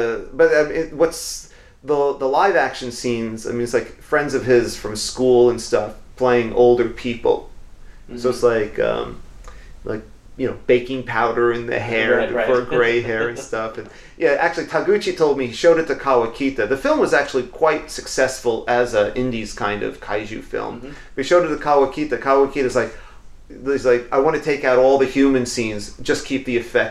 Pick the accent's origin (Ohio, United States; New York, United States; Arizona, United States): New York, United States; moved away; I'm from New York.